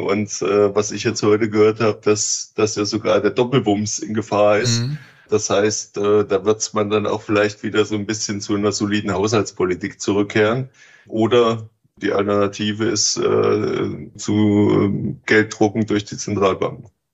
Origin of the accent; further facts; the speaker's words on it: East Germany, Germany; moved away as an adult; now in Switzerland; Ich komme aus Ostdeutschland.